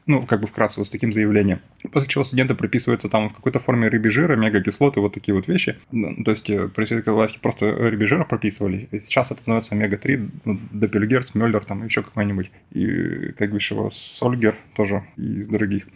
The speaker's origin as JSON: {"language": "Russian", "town": "Yekaterinburg", "region": "Sverdlovsk Oblast", "country": "Russia", "moved": "yes", "said": "я из Екатеринбурга"}